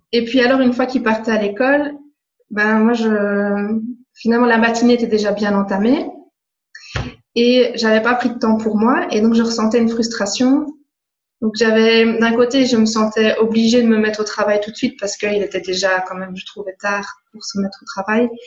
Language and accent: French; Belgium; je viens de Belgique